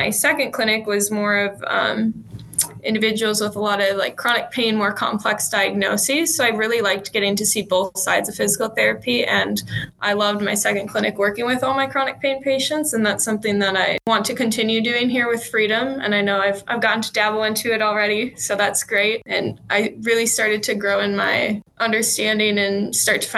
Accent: New Berlin, Wisconsin, United States; also born or lived in Chapel Hill, North Carolina; So I'm originally from New Berlin, Wisconsin, so just up the road from the clinic I'm at now.

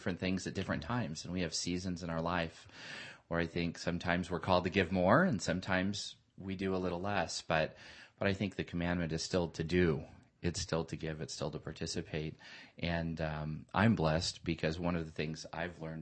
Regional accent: Southern California, United States; I grew up in Southern California

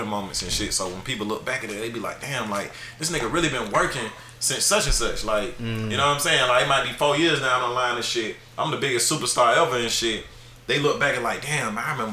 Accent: Atlanta, Georgia, United States; I'm from here though. I'm from the South Side. I didn't live somewhere on the South Side. East Point, College Park, Hayville.

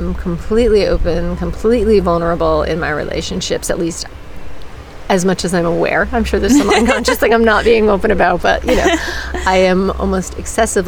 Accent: New England, United States; now in California, United States; I grew up in New England, and New England's a good place to be from, but I don't live there now. So I live in California

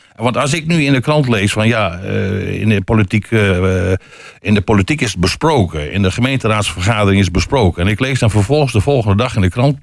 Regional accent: Friesland, Netherlands; now in Hengelo, Netherlands; terug te gaan naar Friesland. Naar mijn geboortegrond.

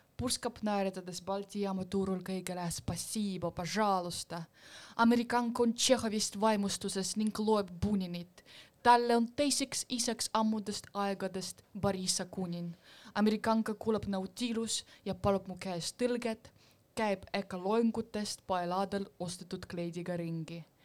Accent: Estonia; Estonian is a second language; minu põlvkonna inimesed saavad ikkagi vabalt rääkida ennast nagu, et me oleme eestlased

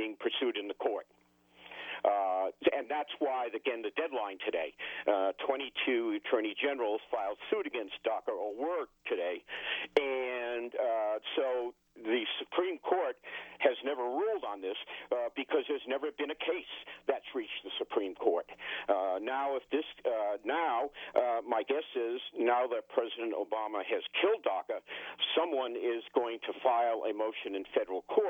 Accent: Massachusetts, United States; we're all from Massachusetts

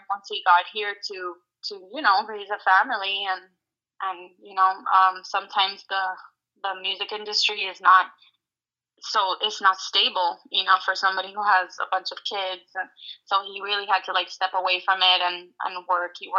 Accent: Hialeah, Florida, United States; I am born and raised in Miami, Florida. My dad is Cuban and my mom is American.

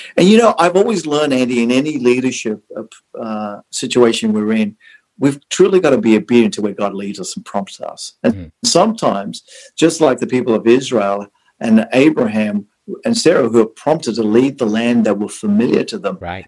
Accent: Sydney, New South Wales, Australia; moved away as an adult; also born or lived in South Africa; now in Orange County, United States; I was born in South Africa, and two is that I've spent most of my life uh, from an early age as a child living in Australia.

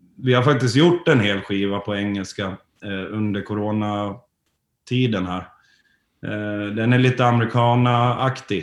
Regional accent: Borlänge, Dalarna County, Sweden; moved away; vi kommer ju från Borlänge från början

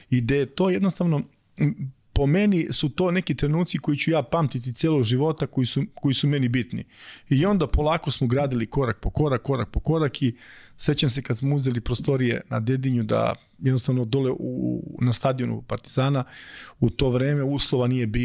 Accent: Čačak, Moravica District, Serbia; mi smo obojice iz Čačka

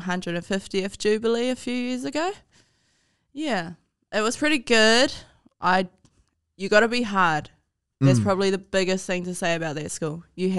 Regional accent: Flaxmere, Hawke's Bay, New Zealand; Well, I come from Highbury. I come from Highbury, Flaxmere and Rudders.

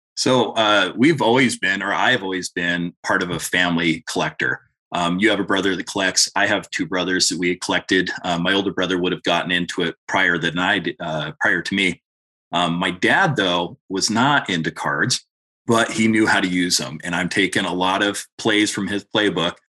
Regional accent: Montana, United States; another Californian that's moved into Montana

